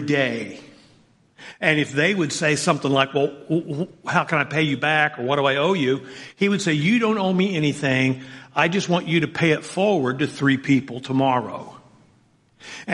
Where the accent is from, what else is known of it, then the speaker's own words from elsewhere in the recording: Southern Indiana, United States; I grew up in Southern Indiana